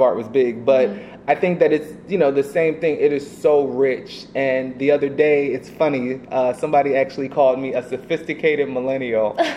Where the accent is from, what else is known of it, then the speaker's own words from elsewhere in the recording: Atlanta, Georgia, United States; also born or lived in New York / Alabama / Texas; now in West Coast, United States; I am a person that was born in New York. You know, I grew up in Atlanta, Georgia